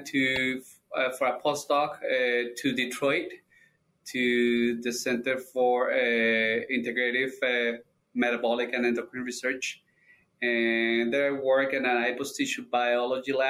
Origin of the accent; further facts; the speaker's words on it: Colombia; moved away as an adult; now in Michigan, United States; I'm originally from Colombia. I received my DVM down there at the Universidad Nacional de Colombia.